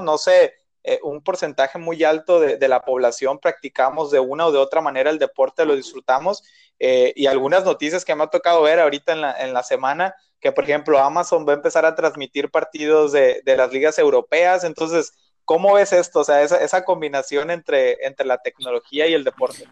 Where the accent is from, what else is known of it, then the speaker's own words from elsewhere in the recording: Mexico; como mexicano